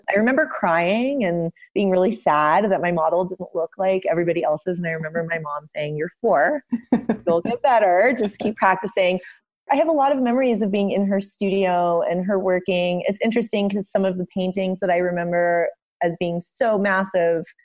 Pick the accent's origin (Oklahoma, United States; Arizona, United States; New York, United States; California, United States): California, United States; Los Angeles; moved away as an adult; also born or lived in Cincinnati, Ohio / San Francisco; now in Santa Fe, United States; I live in Santa Fe, New Mexico now. I grew up in Los Angeles and ultimately moved to Cincinnati, Ohio, where I went to the Art Academy of Cincinnati for my undergraduate degree